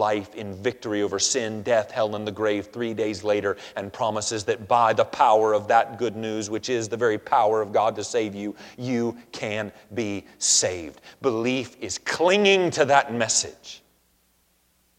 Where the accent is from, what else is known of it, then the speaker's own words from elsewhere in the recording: Georgia, United States; also born or lived in Lineville; as a kid growing up in Georgia